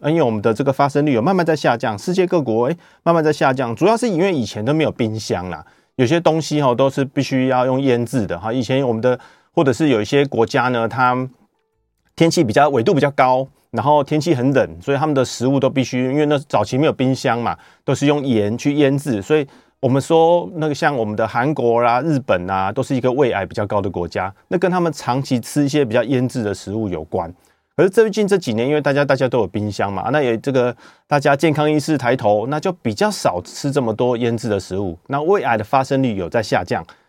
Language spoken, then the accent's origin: Chinese; Taiwan; 我们台湾人